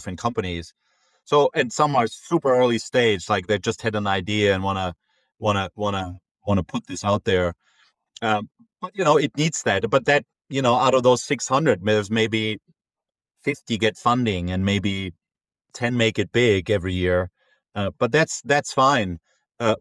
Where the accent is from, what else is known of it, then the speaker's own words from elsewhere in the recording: Munich, Bavaria, Germany; moved away as an adult; also born or lived in Frankfurt; now in Boston, United States; I'm originally from Munich, where, you know, I lived my first close to 20 years.